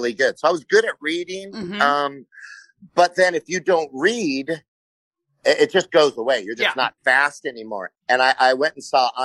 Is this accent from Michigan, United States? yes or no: no; Indio, California, United States; I was born and raised in Indio, California.